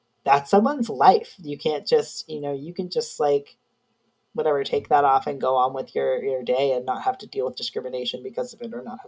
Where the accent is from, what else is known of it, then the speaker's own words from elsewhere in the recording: New York, United States; moved away; I'm from New York originally, so I have that, like, New York anger